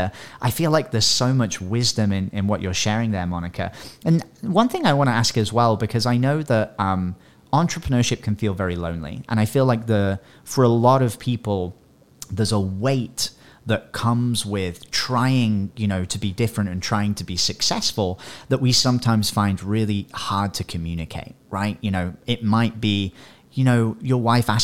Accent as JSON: {"language": "English", "region": "England", "country": "United Kingdom", "said": "I'm English"}